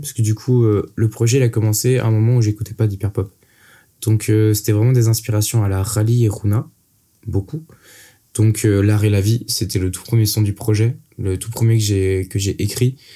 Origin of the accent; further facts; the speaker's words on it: Brittany, France; je viens de Bretagne